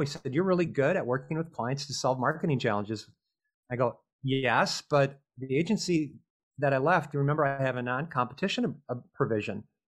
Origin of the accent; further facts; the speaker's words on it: Minnesota, United States; grew up in Minnesota